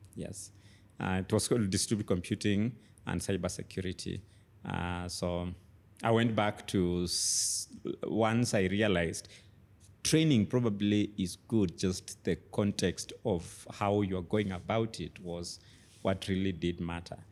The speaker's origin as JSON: {"language": "English", "town": "Kitale", "region": "Trans-Nzoia County", "country": "Kenya", "tie": "born or raised there", "also_born_or_lived": "Nairobi, Kenya", "moved": "yes", "said": "I grew up in Kitale, an agricultural town"}